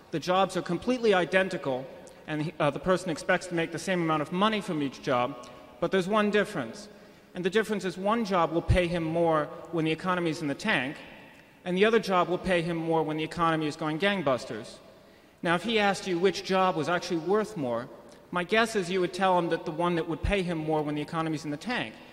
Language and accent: English; Arlington, Virginia, United States; Good afternoon. … from Arlington, Virginia.